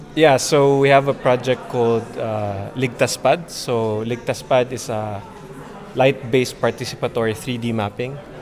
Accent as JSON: {"language": "English", "country": "Philippines", "moved": "as an adult", "lives_now": "Japan", "said": "I'm an artist from the Philippines, but currently based in Japan now"}